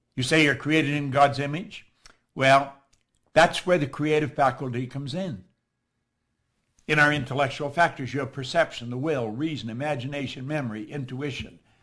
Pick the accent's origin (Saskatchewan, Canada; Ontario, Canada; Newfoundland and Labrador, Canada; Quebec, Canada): Ontario, Canada; Toronto; I'm from Toronto.